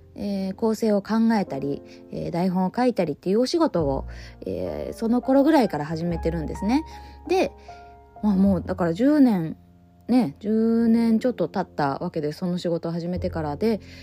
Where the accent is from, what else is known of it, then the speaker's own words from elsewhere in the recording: Ōshima, Tokyo, Japan; 伊豆大島の出身ですから